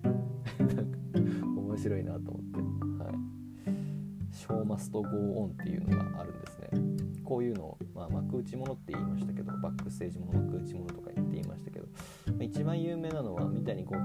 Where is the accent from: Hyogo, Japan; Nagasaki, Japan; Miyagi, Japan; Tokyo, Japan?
Miyagi, Japan; 僕が宮城県出身